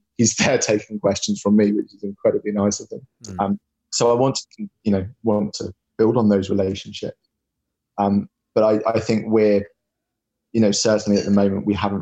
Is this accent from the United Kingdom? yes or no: yes; Plymouth, South West England, United Kingdom; I'm from Plymouth